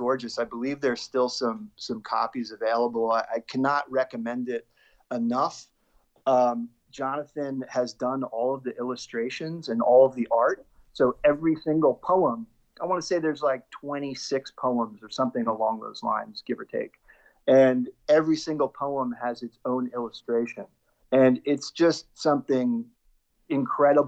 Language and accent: English; Lawrenceville, New Jersey, United States; also born or lived in New York City / Philadelphia; now in South Jersey, United States; I grew up in Central Jersey. Both my parents are originally from Brooklyn, and I originally was from New York City. But then most of my formative years, I was in Lawrenceville, right next to Princeton.